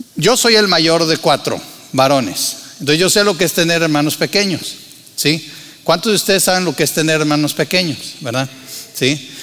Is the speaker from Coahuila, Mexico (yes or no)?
yes; Torreón, Coahuila, Mexico; moved away as an adult; also born or lived in Monterrey / San Luis Potosí; nací en Tierra Santa, les he dicho, ¿verdad? Torreón, Coahuila